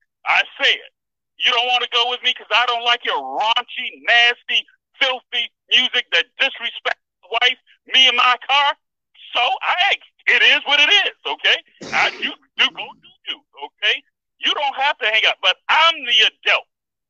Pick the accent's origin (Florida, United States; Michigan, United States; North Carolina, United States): Florida, United States; Miami; I remember growing up in Miami, Europeans used to walk over to my parents and say, your children are so well-mannered.